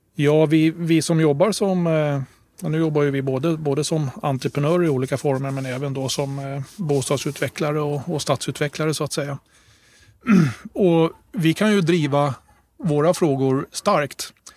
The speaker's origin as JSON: {"language": "Swedish", "town": "Stockholm", "region": "Stockholm County", "country": "Sweden", "tie": "born or raised there", "also_born_or_lived": "Gotland", "said": "jag brukar också presentera mig som halvt gotlänning då därför att mina föräldrar eh, är gotlänningar båda två. Men ni hör ju ingen dialekt hos mig, eller hur? Och det beror på att eh, de flyttade till Stockholm precis innan jag föddes"}